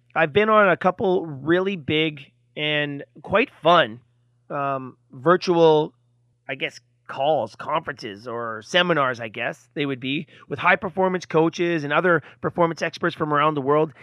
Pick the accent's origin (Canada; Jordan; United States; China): Canada; I'm from Canada